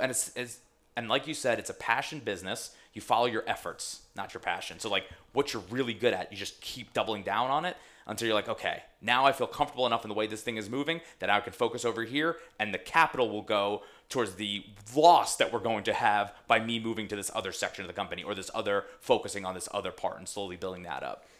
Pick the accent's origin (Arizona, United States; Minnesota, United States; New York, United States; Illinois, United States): New York, United States; Long Island; where I grew up on Long Island